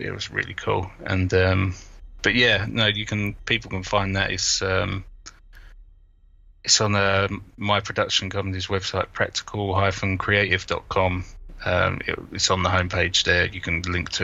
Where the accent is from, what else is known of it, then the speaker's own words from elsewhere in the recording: London, United Kingdom; I'm from London